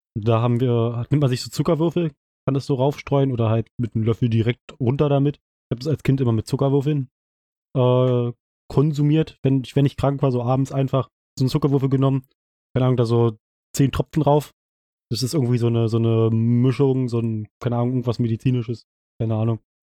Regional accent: East Germany, Germany; wir sind ja beide aus dem Osten äh, aus Ostdeutschland

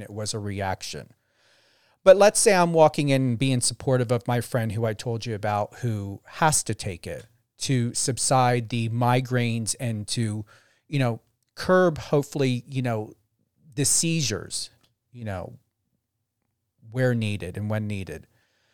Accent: New Jersey, United States; now in Las Vegas, United States; I'm currently in Las Vegas, Nevada. I know I'm originally from New Jersey

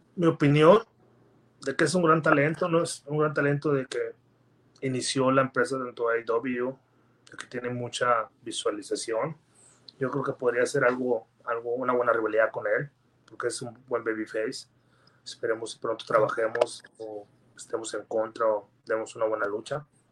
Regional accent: Gómez Palacio, Durango, Mexico; mi ciudad, este, como es Palacio Durango

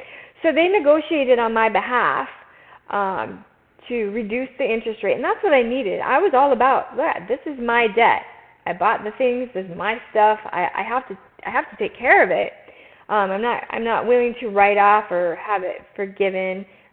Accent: Minnesota, United States; moved away as an adult; now in Arizona, United States; So I've lived in Arizona about 20 years and came from Minnesota.

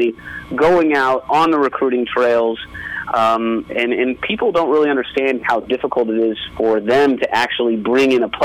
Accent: Las Vegas, Nevada, United States; growing up in Las Vegas, it's a little bit behind the times

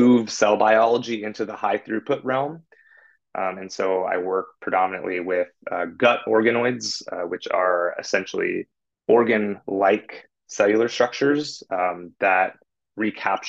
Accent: California, United States; now in San Francisco, United States; I'm from California

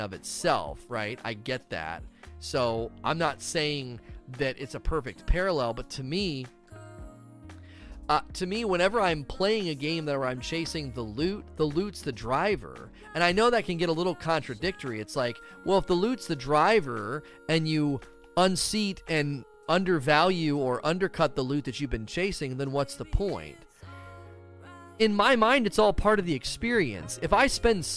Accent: Ohio, United States; now in Kentucky, United States; I grew up in Ohio

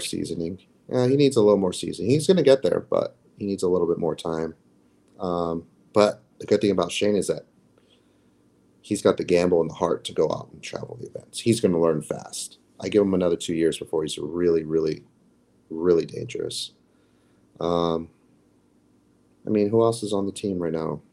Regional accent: United States; as an American

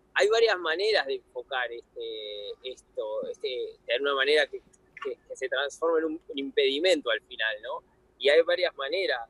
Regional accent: Buenos Aires, Argentina; Yo me crié en Buenos Aires

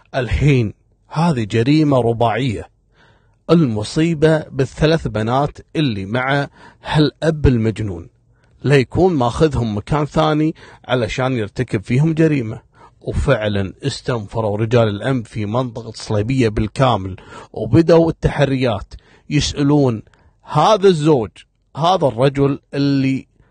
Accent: Kuwait; من المناطق القديمة عندنا في الكويت

